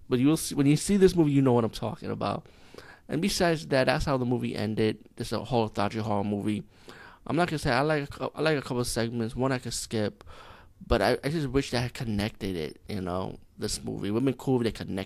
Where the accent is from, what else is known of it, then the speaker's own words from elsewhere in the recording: India; as being Indian